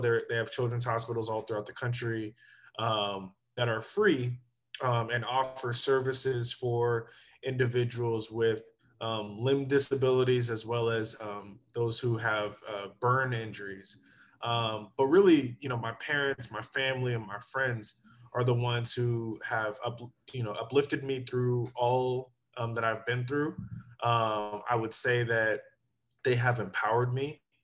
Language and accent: English; Sacramento, California, United States; also born or lived in Berkeley, California / Arizona / Oregon / Washington, D.C.; I grew up in Sacramento